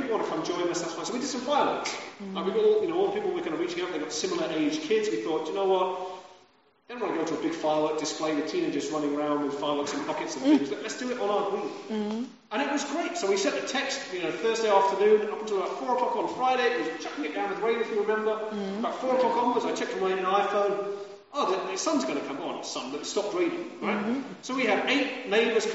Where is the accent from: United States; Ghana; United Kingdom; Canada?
United Kingdom; I'm British.